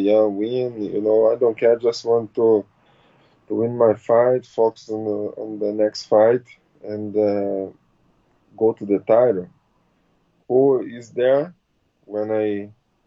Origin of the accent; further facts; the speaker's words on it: Rio de Janeiro, Brazil; English is a second language; moved away as an adult; now in Florida, United States; Rio de Janeiro, my hometown